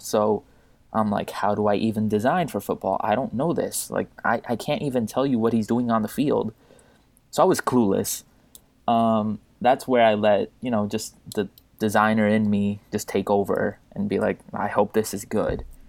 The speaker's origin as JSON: {"language": "English", "country": "Puerto Rico", "tie": "born or raised there", "said": "I'm from Puerto Rico, uh, born and raised there"}